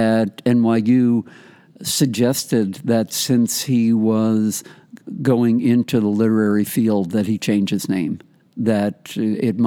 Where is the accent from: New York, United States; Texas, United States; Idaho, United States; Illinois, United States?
New York, United States; White Plains; also born or lived in Greenburgh, New York; I was born in New York City and lived on the West Side. 838 Western Movie is what I called it. It was West End Avenue. And then moved up at the age of four to White Plains, which is in Westchester, about 20 miles north. And then in sixth grade, moved to the Union Free School District number 6 in the town of Greenburg